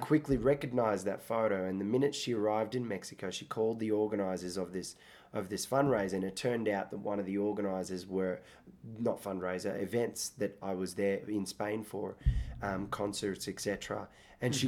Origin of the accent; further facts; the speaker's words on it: Australia; accent: Australian; also born or lived in Iraq; I grew up partly in Australia.